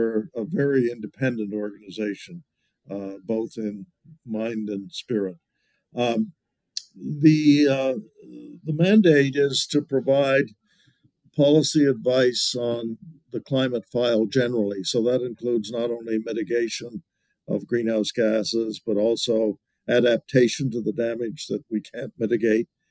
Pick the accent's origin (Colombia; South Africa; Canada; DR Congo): Canada; Annapolis Royal, Nova Scotia; moved away as an adult; also born or lived in Halifax / United States; I was born in Halifax, grew up in Annapolis Royal